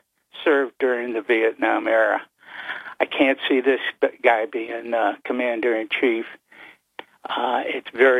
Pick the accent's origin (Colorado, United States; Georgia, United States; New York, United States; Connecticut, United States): New York, United States; Utica; now in Binghamton, United States; I'm originally from Utica